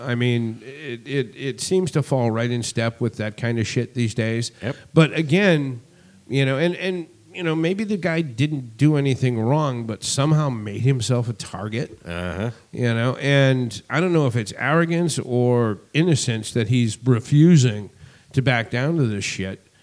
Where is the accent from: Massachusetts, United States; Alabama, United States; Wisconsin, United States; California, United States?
Massachusetts, United States; Boston; I'm from Boston